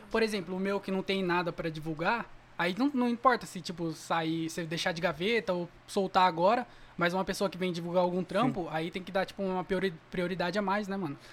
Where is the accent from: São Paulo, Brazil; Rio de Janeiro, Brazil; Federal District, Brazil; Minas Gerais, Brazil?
São Paulo, Brazil; Jundiaí; now in Várzea Paulista, Brazil; Nasci em Jundiaí, mas eu moro na Varsa